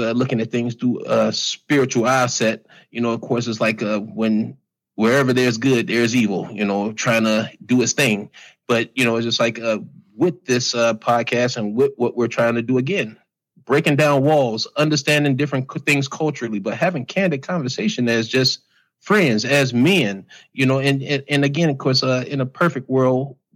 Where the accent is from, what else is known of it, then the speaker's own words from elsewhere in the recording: United States; I was born in America.